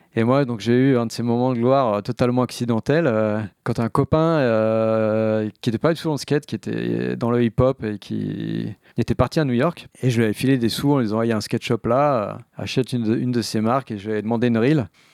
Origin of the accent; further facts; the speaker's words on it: Barcy, Île-de-France, France; j'ai grandi à Barcy, qui est un village de 250 habitants